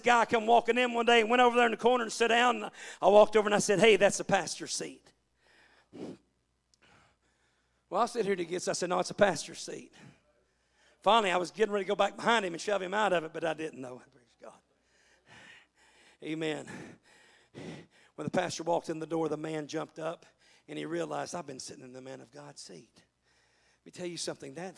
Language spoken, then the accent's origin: English; Balch Springs, Texas, United States; moved away as an adult; also born or lived in California; now in Yukon, United States; I come from Balk Springs. That's the poor side of town